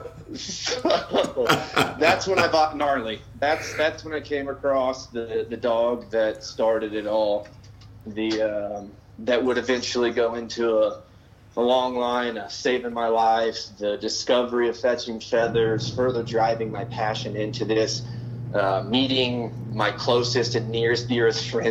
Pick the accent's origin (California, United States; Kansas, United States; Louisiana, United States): Kansas, United States; Kansas City; also born or lived in Manhattan, Kansas; I grew up in Kansas City